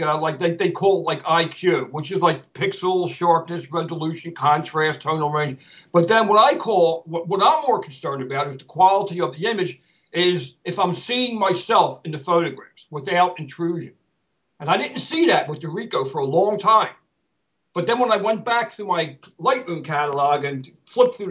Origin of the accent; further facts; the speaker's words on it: Philadelphia, Pennsylvania, United States; I'm a Philadelphian by heart. I've been going to the parade since I was a kid, the Mummers Parade.